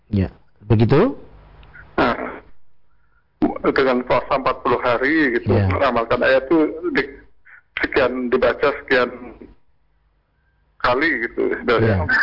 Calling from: Jambi, Indonesia; Saya dari Jambi.

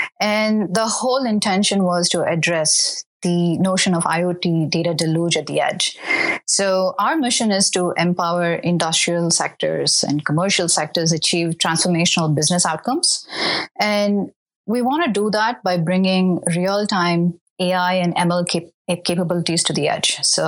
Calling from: California, United States; I'm based in the Bay Area in California.

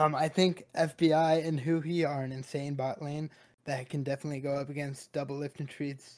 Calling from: Fairfax, Virginia, United States; I'm calling from Fairfax, Virginia.

